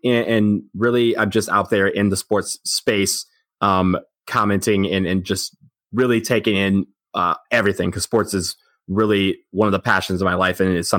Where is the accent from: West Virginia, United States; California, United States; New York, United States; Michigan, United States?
Michigan, United States; Detroit; I grew up in outside Detroit, Michigan. I'm not one of those lifelong Duke fans. I grew up a Michigan fan in my youth.